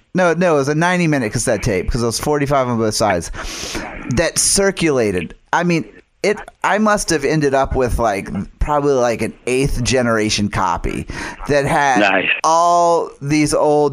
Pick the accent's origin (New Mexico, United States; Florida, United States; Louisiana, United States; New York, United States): Louisiana, United States; Metairie; I was a kid growing up in Metairie